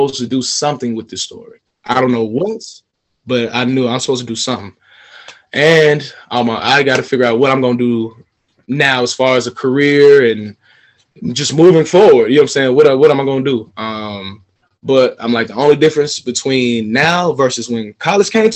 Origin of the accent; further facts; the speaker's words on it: Atlanta, Georgia, United States; one of my close friends that I grew up with here in Atlanta